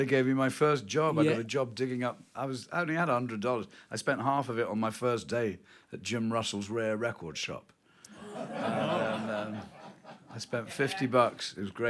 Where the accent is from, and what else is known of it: Kent, South East England, United Kingdom; born or raised there; moved away as an adult; now in New Orleans, United States